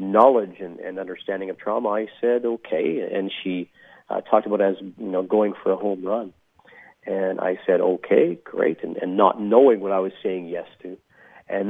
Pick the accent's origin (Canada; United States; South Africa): Canada; interior of British Columbia; And I grew up in the interior of British Columbia in Canada.